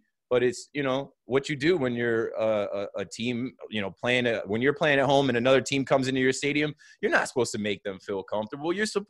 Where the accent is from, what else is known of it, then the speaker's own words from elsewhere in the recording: Jersey Shore, New Jersey, United States; I grew up in the Jersey Shore area